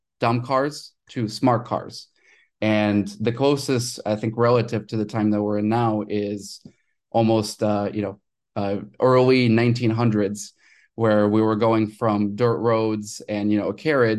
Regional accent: Ukraine; I was born in Ukraine

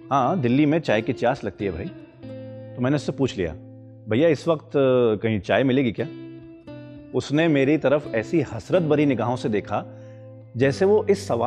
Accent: Bijnor, Uttar Pradesh, India; now in Delhi, India; अरे मैं बिजनौर का हूँ मेरी पैदाइश बिजनौर में थी पर मैं दिल्ली में शिफ्ट हो गया था

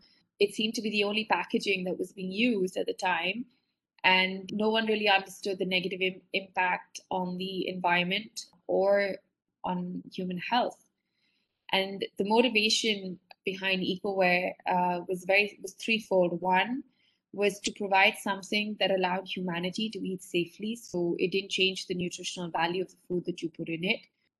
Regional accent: India; born there; I was born in India, but I had never lived here as an adult or worked here.

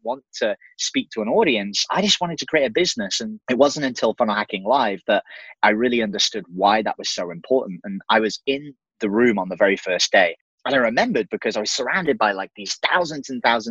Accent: England, United Kingdom; moved away as an adult; So I'm an English dude. So I'm actually from the UK

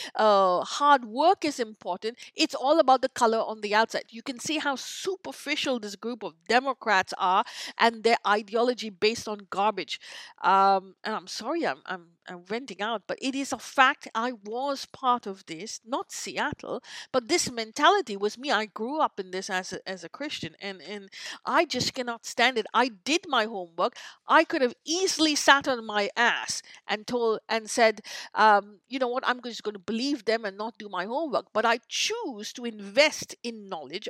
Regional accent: India; now in North America; I grew up in in in India

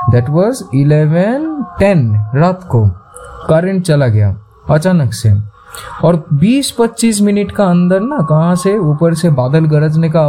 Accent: Kharagpur, West Bengal, India; also born or lived in Kolkata; देखो को मैं खुद पला बड़ा हूँ खड़गपुर से

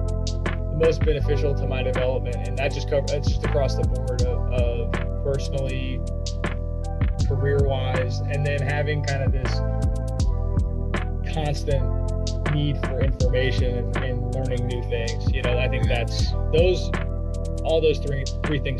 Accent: Indiana, United States; my dad went to school down here and I'm from Indiana

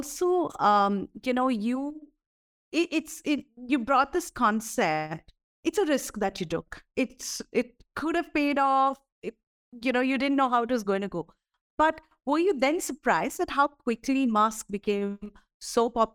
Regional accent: Coorg, Karnataka, India; I'm from a coffee family. I'm from Coorg.

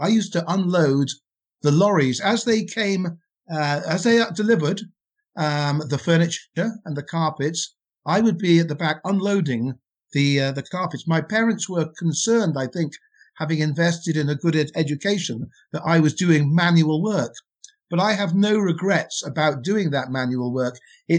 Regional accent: Wales, United Kingdom; accent: Welsh; I'm not English. Funny enough, people think I'm English. I'm not. I'm Welsh. I'm proudly from Wales, and so I have to make that very clear. So I moved from my country, and I had an accent, which was very Welsh.

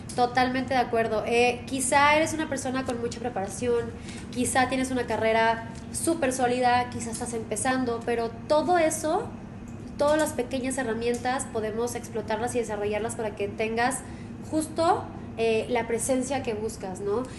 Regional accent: Monterrey, Nuevo León, Mexico; soy originaria de Monterrey.

